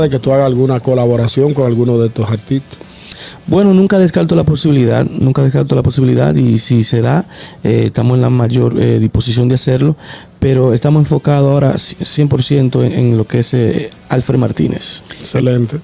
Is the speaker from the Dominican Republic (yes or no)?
yes; Dominican Republic; also born or lived in Lawrence; como buen dominicano